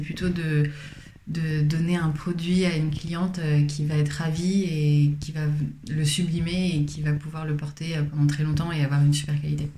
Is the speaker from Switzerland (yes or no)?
no; Paris, Île-de-France, France; je suis parisienne, j'ai grandi à Paris